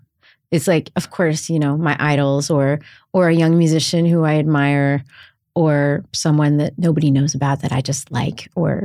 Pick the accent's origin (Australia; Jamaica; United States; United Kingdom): United States; Texas; I grew up in Texas.